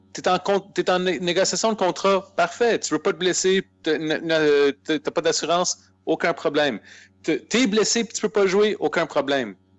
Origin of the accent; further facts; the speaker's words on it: Aylmer, Quebec, Canada; on vient d'Elmer